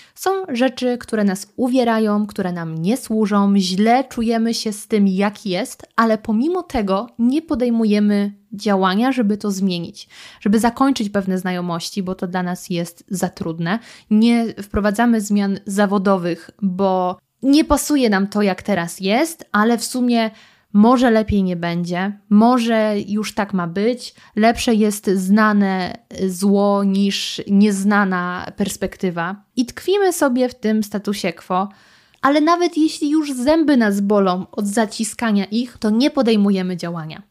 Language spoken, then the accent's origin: Polish; Lower Silesian Voivodeship, Poland; moved away; ja pochodzę z Dolnego Śląska. U nas jest wiele miejscowości zdrojowych, jak chociażby Świeradów Zdrój, do którego mamy tylko kilka kilometrów